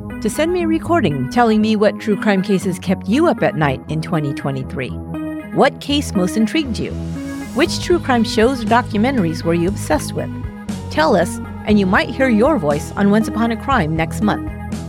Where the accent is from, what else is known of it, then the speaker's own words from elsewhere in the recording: Columbus, Ohio, United States; I grew up in Columbus, Ohio, graduated from Westerville South in 2000.